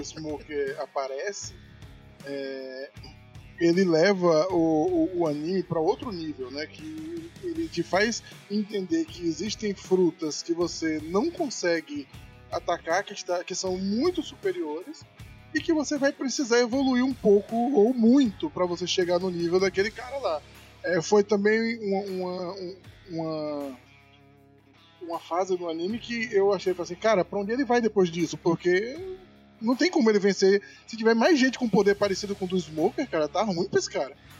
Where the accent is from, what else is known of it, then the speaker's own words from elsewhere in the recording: Northeast Region, Brazil; accent: Nordestino; eu solto meu sotaque no podcast de divulgação nordestina